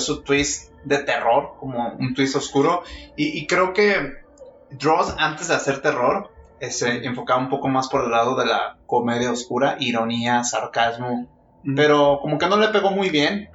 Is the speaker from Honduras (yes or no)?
no; Mexico